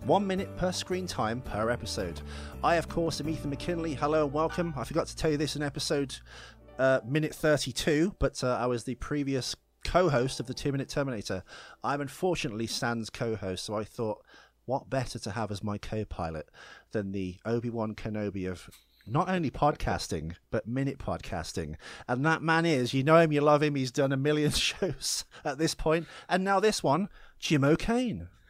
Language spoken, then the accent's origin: English; United Kingdom; I'm British